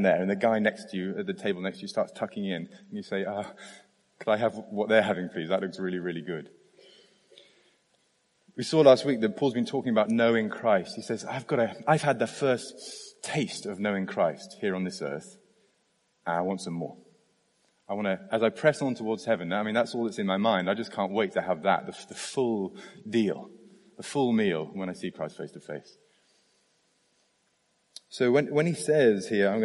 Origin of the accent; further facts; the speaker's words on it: United Kingdom; I'm British